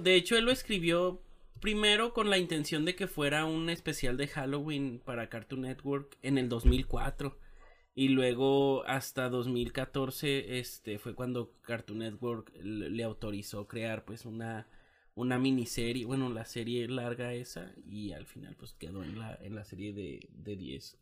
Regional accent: Mexico; somos mexicanos

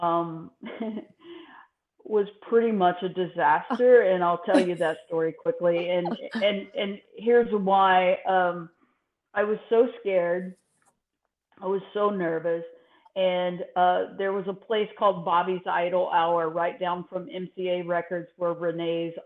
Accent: Texas, United States; moved away as an adult; I grew up in Texas, and my father was a minister

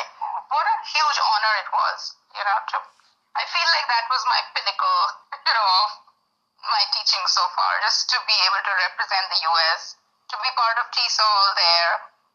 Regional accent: India; And so, growing up in India, I grew up with, like, Indira Gandhi being the prime minister for so many years.

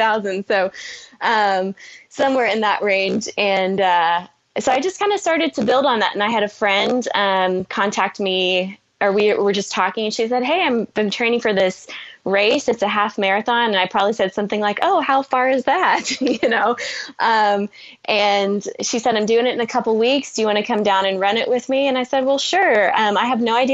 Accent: Oklahoma, United States; I'm from Oklahoma

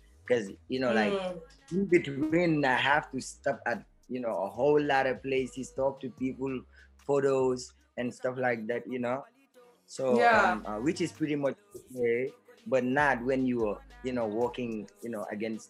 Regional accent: Brikama, West Coast Region, Gambia; I'm from Brikama

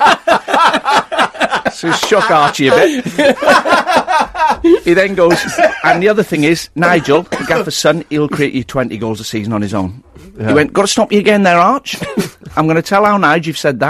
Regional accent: Wales, United Kingdom; I'm Welsh

